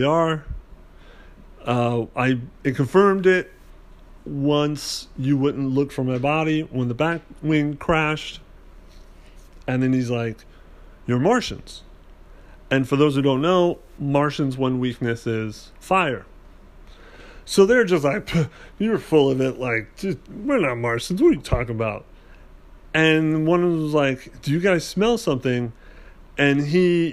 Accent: United States; as an American

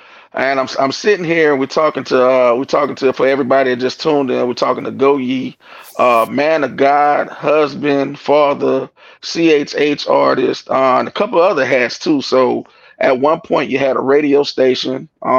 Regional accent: New York, United States; So okay, so we're from New York, man.

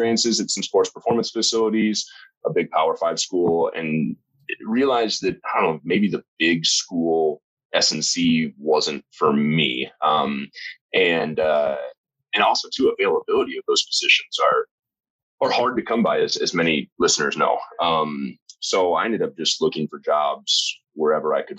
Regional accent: Lincoln, Nebraska, United States; moved away; I'm from Lincoln, Nebraska originally.

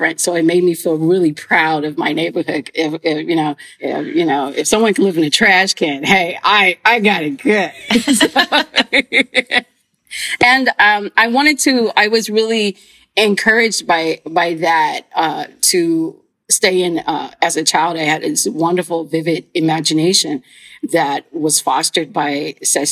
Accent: Houston, Texas, United States; I grew up right here in Houston, Texas, on the southeast end of Houston, Texas

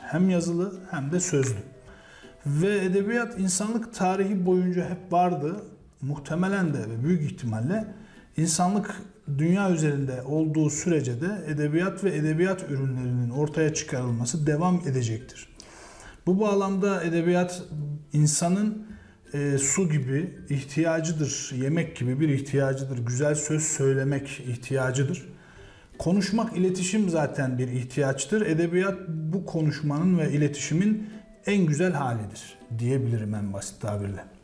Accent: Mersin, Turkey; moved away as an adult; also born or lived in Konya; now in Kahramanmaraş, Turkey; 1981 Mersin doğumluyum. İlk orta ve lise eğitimimi Mersin'de gerçekleştirdim.

